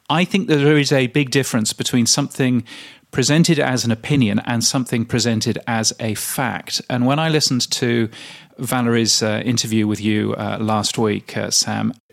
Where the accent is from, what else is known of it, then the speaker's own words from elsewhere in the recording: Loughborough, East Midlands, United Kingdom; I grew up in the UK in a little place called Loughborough.